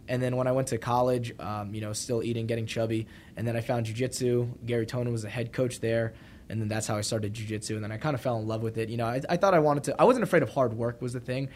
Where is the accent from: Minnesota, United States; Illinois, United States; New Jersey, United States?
New Jersey, United States; also born or lived in New Brunswick, New Jersey / North Brunswick, New Jersey; now in Austin, United States; grew up in New Jersey